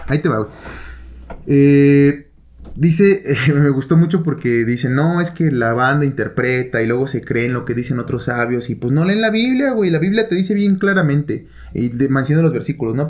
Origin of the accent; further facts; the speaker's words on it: Toluca, State of Mexico, Mexico; por algo nacimos aquí, güey. Por algo nacimos en Toluca